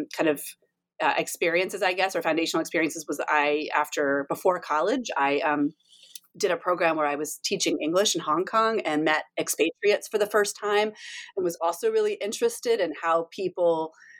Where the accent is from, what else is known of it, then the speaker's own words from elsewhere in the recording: Durham, North Carolina, United States; accent: Southern; moved away; I grew up in Durham, North Carolina